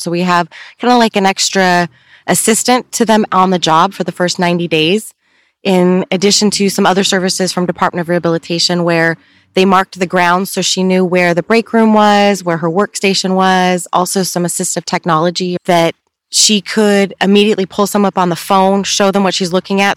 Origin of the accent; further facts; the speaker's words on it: Upland, California, United States; I was born and raised here in Upland